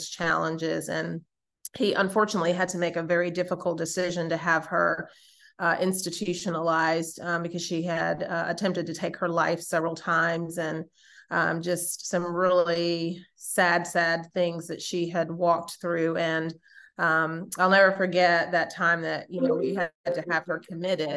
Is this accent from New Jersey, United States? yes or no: no; New York, United States; I was raised in New York